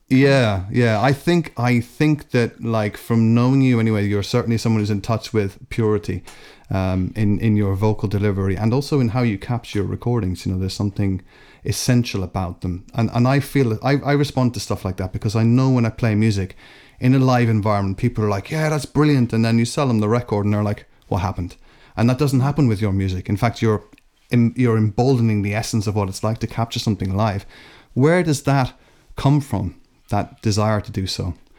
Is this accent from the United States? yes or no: no; Ireland; moved away; also born or lived in Scotland; I was born in Scotland, um, but I, uh, because I spent spent the bulk of my time in Ireland.